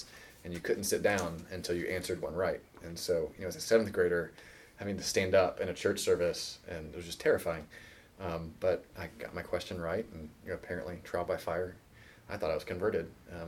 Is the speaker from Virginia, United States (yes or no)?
yes; Virginia Beach, Virginia, United States; I grew up in Virginia Beach, Virginia, right towards the coast